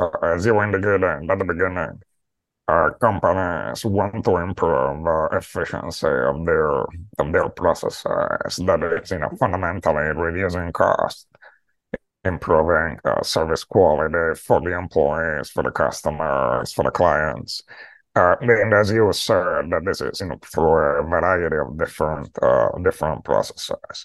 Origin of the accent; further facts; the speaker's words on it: Rome, Lazio, Italy; moved away as an adult; also born or lived in Latin America / Greece / United Kingdom / Turkey; now in New York City, United States; I am from Rome.